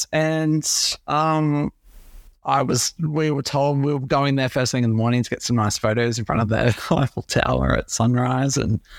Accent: Brisbane, Queensland, Australia; Yeah, so I am originally from Brisbane, always been here, besides living down south.

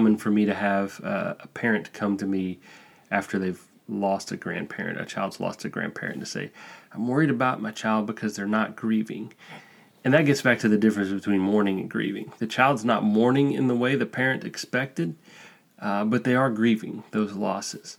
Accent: Alabama, United States; moved away as an adult; now in Spain; I'm from Alabama

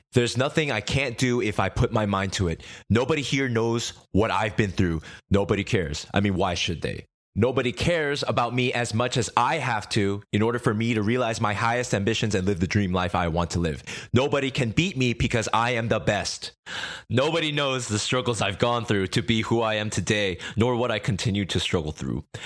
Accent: United States; also born or lived in Korea; When I was a baby, our family escaped Korea to America

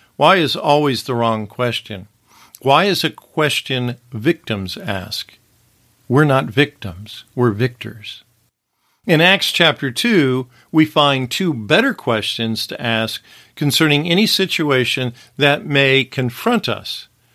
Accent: Wichita, Kansas, United States; now in Los Angeles, United States; I may have been born in Wichita, Kansas, and may have an address in Los Angeles, California

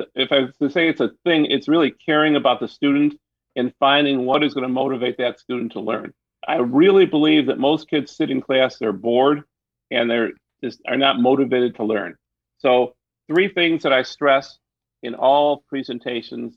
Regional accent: Detroit, Michigan, United States; I'm from Detroit. I'm a Detroiter. I've stayed here. Went to public schools in Detroit

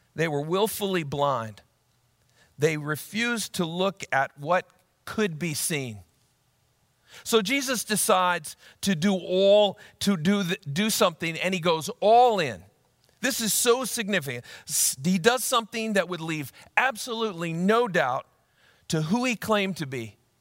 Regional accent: Ankeny, Iowa, United States; my hometown of Ankeny, Iowa

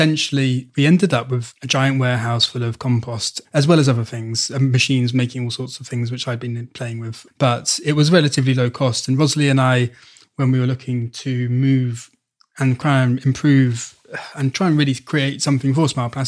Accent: Wales, United Kingdom; moved away as an adult; I am actually Welsh. {S0} Oh, are you? Okay. {S1} Yeah, I was born in mid-Wales. So I have had a craving to return to Wales since leaving. When I first left in 2000

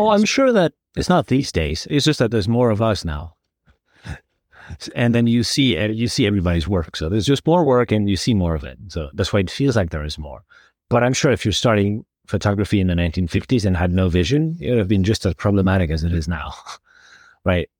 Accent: Community of Madrid, Spain; I was growing up, growing up in Madrid

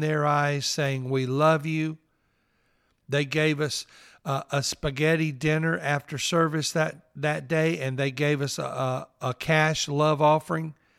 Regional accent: New Albany, Mississippi, United States; accent: Southern; now in Orlando, United States; I was raised in northeast Mississippi in New Albany

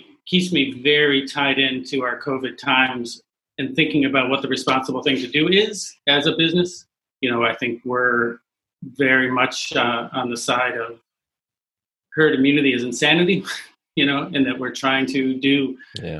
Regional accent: Buffalo, New York, United States; moved away as an adult; now in Greensboro, United States; I'm from Buffalo, New York

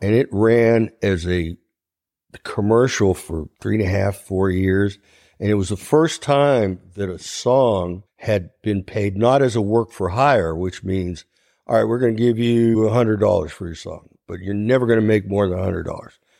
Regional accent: Ohio, United States; I'm from Ohio

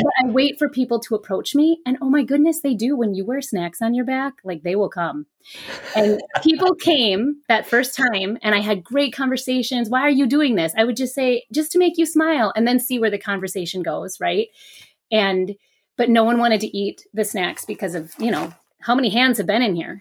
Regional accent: Minneapolis, Minnesota, United States; I grew up in Minneapolis

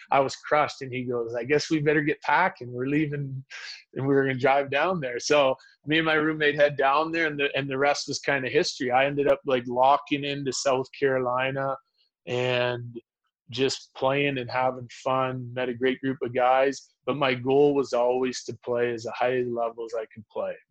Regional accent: Humboldt, Saskatchewan, Canada; also born or lived in Yorkton, Saskatchewan; I was born in Yorkton um, and grew up mostly in Humboldt

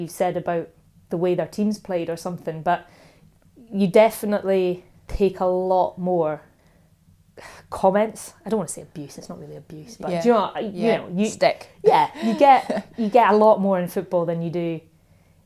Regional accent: Dunkeld, Scotland, United Kingdom; I grew up in Dunkeld, and in my primary school class there were 27 boys and 5 girls

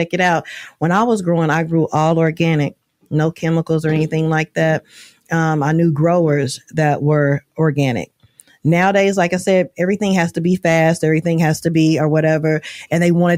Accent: Oklahoma, United States; moved away; I'm from Oklahoma

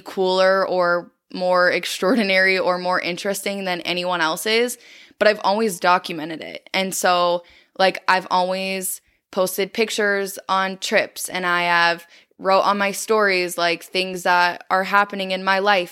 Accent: South Dakota, United States; growing up in South Dakota, like, it's small and I feel like everyone knows everyone

